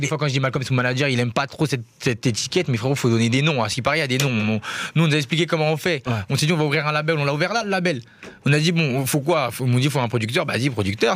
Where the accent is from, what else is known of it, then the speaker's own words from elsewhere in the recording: Paris, Île-de-France, France; Je suis né à Paris en plus. J'ai cette chance-là. J'ai grandi à Paris